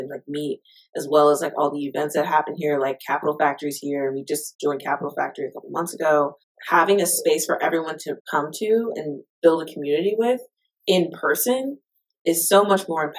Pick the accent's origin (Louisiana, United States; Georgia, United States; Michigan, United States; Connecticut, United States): Georgia, United States; Atlanta; now in Houston, United States; I'm from Atlanta